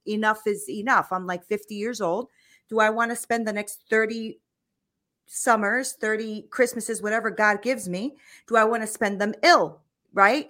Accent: United States; I'm an American, right? So, I've only, I've lived here all my life

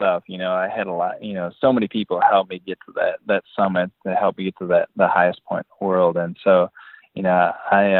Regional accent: Boscobel, Wisconsin, United States; I grew up in Boscobel, Wisconsin, which is in the southwest corner of Wisconsin, and it's a small farming community.

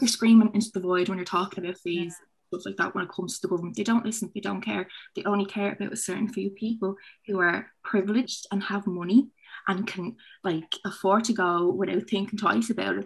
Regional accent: Dublin, Leinster, Ireland; I'm from Finglas, so it's a disadvantaged area

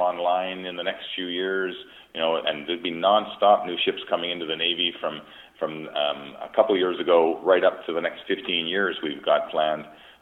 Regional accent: Aldergrove, British Columbia, Canada; when I was a young kid growing up in Alder Grove, British Columbia

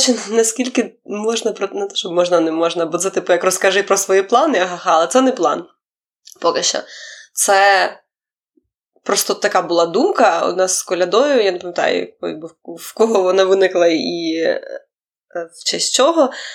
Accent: Ukraine; я з України

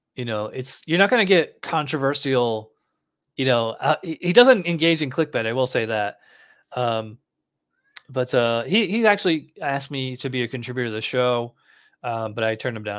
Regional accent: New York, United States; moved away; I'm from New York

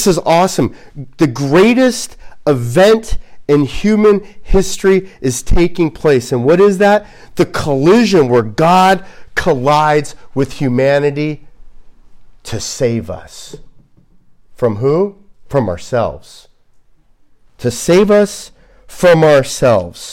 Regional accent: United States; as an American

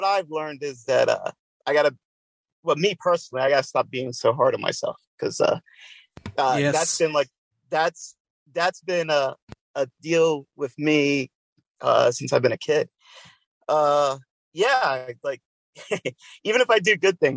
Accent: New Jersey, United States; now in Pennsylvania, United States; I'm in Pennsylvania. But wow, I am from New Jersey

